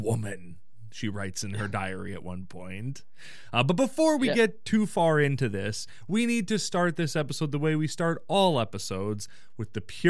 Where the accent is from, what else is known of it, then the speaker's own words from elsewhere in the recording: Canada; I said Kraft because I'm an idiot. I'm a Canadian idiot.